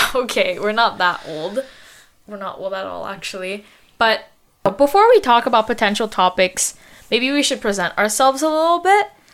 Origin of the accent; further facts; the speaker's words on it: Montreal, Quebec, Canada; We were born in Montreal, but we grew up in the suburbs